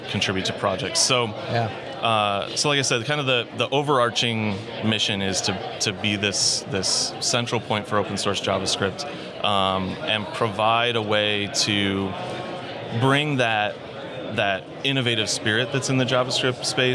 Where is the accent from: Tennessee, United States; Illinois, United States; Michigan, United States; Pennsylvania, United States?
Illinois, United States; Chicago; moved away as an adult; now in Dallas, United States; Lived most of my life in Chicago